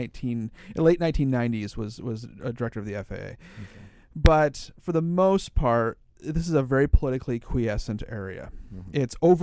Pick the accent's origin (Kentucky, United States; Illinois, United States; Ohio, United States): Ohio, United States; Pioneer; moved away; Pioneer is a small town in the very northwest corner of Ohio. It's where I grew up. And it's about a mile from Michigan and about 10 miles from Indiana. It's right in the corner.